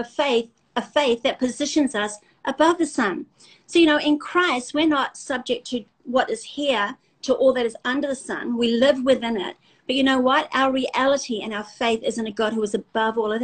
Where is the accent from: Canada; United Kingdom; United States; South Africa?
South Africa; We're South African